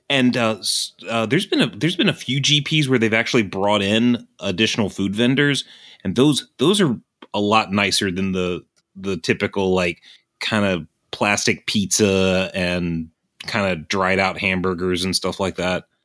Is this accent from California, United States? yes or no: no; Southern Virginia, United States; I am from Southern Virginia